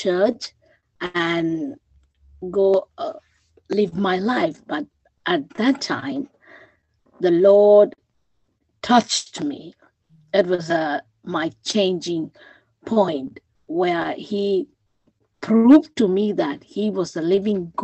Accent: Sri Lanka; moved away; I'm originally from Sri Lanka.

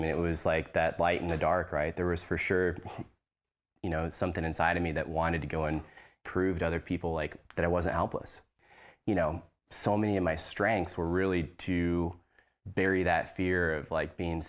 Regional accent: Washington, District of Columbia, United States; born there; I was born in Washington, D.C. My dad was military

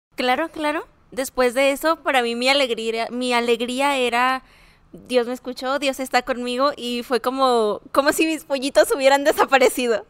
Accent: Cancún, Quintana Roo, Mexico; now in Ciudad Juárez, Mexico; Soy de Cancún, Quintana Roo.

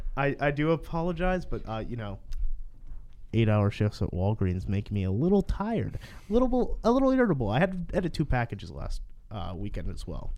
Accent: Aliquippa, Pennsylvania, United States; I'm from Valquippa

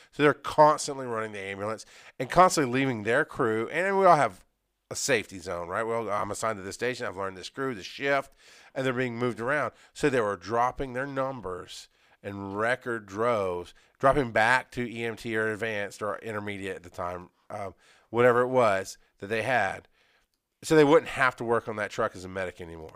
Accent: Athens, Georgia, United States; I was growing up in Athens. I was going to school in Athens.

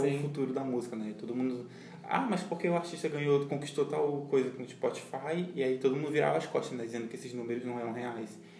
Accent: Brazil; a gente é latino também

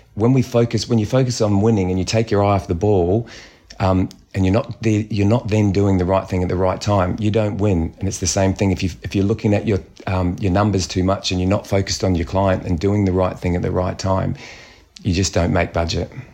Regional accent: New Zealand; being Kiwi

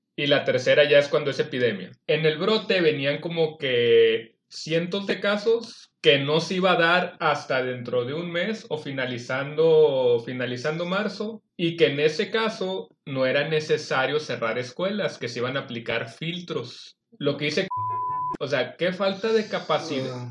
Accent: Mexico; todos los mexicanos

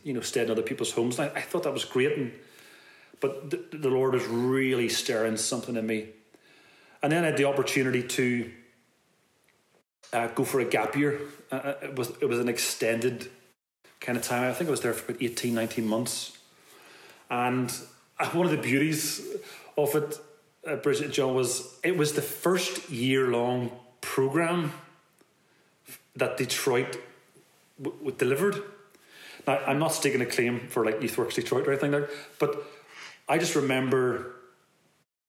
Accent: Belfast, Northern Ireland, United Kingdom; I'm a guy from West Belfast

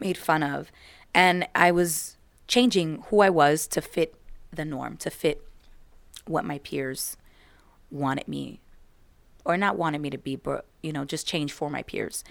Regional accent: United States; I am American, so I was born and raised here in America

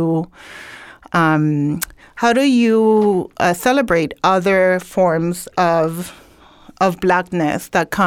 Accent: Ponce, Puerto Rico; now in Brooklyn, United States; I grew up in Puerto Rico, in Ponce, Puerto Rico

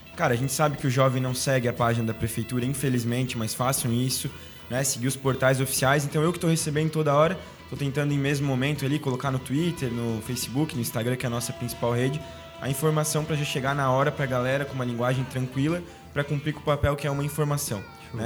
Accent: Balneário, Santa Catarina, Brazil; A gente que é de balneário tem nosso dialeto próprio

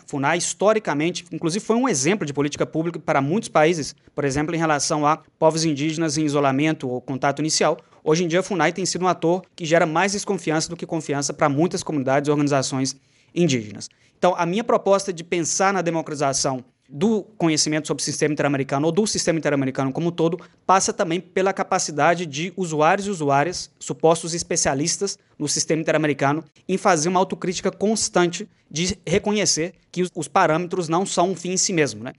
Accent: Brazil; also born or lived in Minas Gerais; Eu sou brasileiro

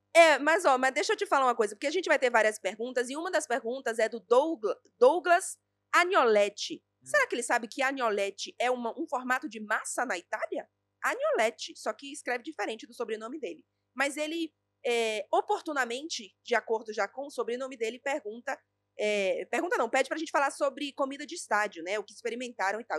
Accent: Bahia, Brazil; eu sou baiana

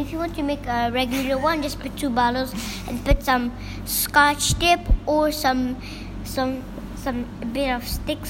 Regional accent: Hong Kong; No, I'm just from Hong Kong, so I'm just gonna build some things for China.

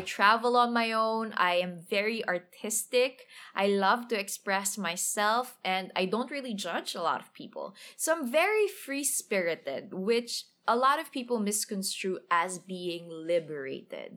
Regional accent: Manila, Metro Manila, Philippines; English is a second language; I grew up in Tondoy, went to a public, uh, elementary, public high school

